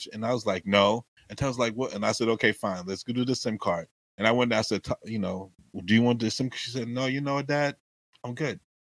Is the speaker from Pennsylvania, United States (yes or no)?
no; New York, United States; So I grew up in New York. It was very cold.